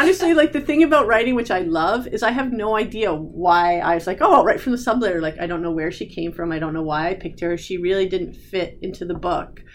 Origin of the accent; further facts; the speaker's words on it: New Jersey, United States; I'm from New Jersey